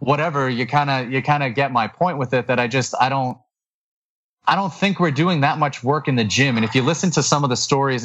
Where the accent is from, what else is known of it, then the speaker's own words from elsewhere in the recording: New England, United States; I'm from New England